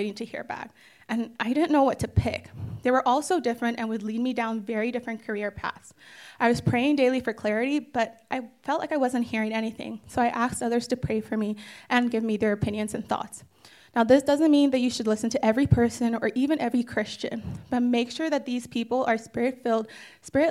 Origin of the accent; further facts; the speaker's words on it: Calgary, Alberta, Canada; also born or lived in Edmonton; while I'm from Calgary, I lived in Edmonton for about 5 years during university